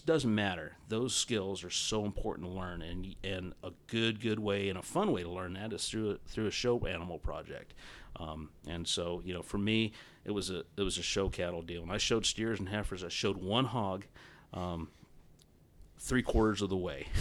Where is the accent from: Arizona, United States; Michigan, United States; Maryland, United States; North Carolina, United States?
Arizona, United States; Southern; I grew up on ranches in Southern Arizona